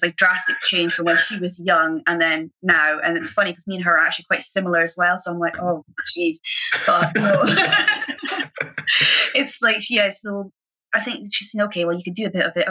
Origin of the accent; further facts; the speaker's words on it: Aberdeen, Scotland, United Kingdom; growing up in Aberdeen and it being so grey a lot of the time